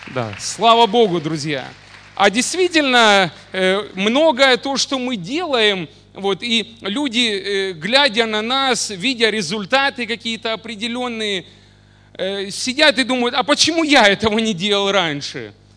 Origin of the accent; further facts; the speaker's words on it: Mariupol, Donetsk Oblast, Ukraine; now in Oleksandriia, Ukraine; я родился не в Александрии, да, в городе Мариуполе